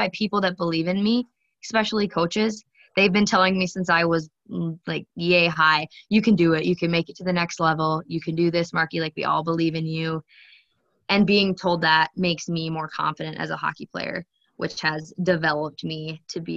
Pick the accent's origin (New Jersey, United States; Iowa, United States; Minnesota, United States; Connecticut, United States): Minnesota, United States; Alexandria; also born or lived in Rogers, Minnesota; I moved to Alexandria